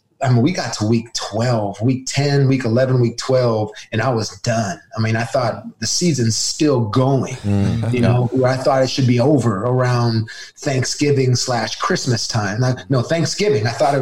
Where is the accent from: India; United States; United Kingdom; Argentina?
United States; Arizona; They named that package Cactus because I'm from Arizona.